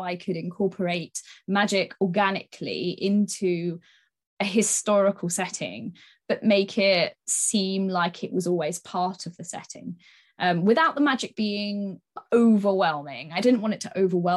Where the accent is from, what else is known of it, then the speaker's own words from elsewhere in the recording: Sidmouth, South West England, United Kingdom; my hometown in Sidmouth in East Devon